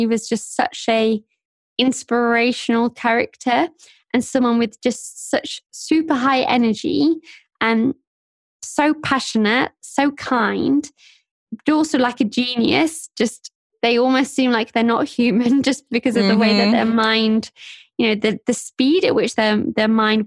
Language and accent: English; Sheffield, Yorkshire and the Humber, United Kingdom; also born or lived in Nottingham; I grew up in Sheffield, which is a city towards the north of England